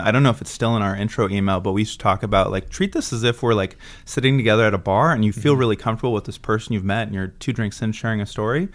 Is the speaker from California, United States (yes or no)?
yes; Southern California, United States; now in San Francisco, United States; I actually grew up in Southern California